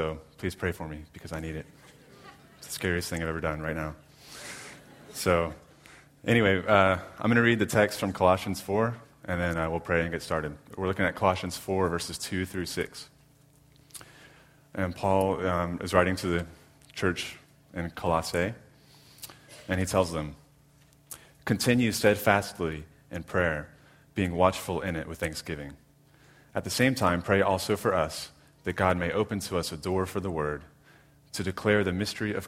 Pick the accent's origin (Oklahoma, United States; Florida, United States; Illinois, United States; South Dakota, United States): Florida, United States; Jacksonville; moved away as an adult; also born or lived in Orlando, Florida; now in Jacksonville, United States; I'm from Jacksonville, born and raised. Grew up in Arlington.